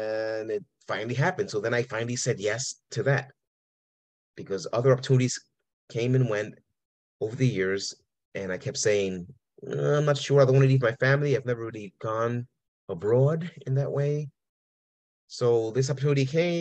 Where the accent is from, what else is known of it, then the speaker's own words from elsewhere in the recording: New York City, New York, United States; first language Spanish; English is a second language; also born or lived in Puerto Rico; I was born in Puerto Rico, but I was about 2 years old when we moved to New York City, and which means that my first language was Spanish, my native tongue.